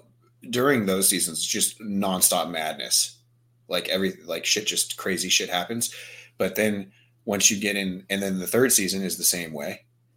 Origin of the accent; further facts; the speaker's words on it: Virginia, United States; Because, you know, I'm from Virginia. She's from Maryland, which is much worse than Virginia.